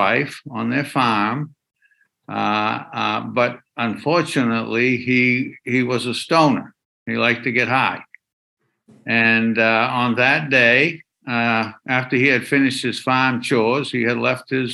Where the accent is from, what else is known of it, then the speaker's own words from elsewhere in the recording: Waterville, Maine, United States; I've been specializing as an elder law attorney here in my hometown of Waterville, Maine